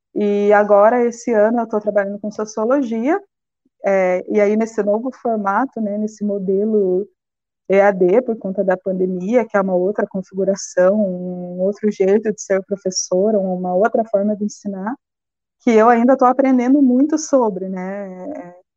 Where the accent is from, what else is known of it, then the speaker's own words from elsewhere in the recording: Ponta Grossa, Paraná, Brazil; moved away as an adult; now in Blumenau, Brazil; Eu sou do Paraná, natural da cidade de Ponta Grossa, e eu cursei um ano de geografia, bacharelado lá. Até que minha família, né, por questões de emprego, resolveu mudar para Blumenau